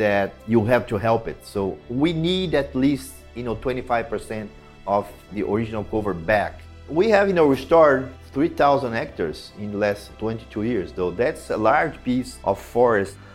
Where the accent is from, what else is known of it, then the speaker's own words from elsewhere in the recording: Brazil; I was born in Brazil